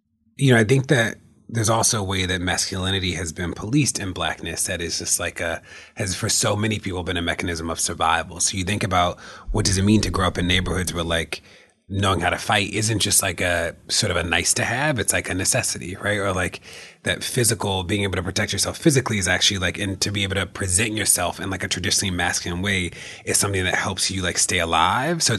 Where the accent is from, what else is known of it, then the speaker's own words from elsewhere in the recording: Baltimore, Maryland, United States; I came from Baltimore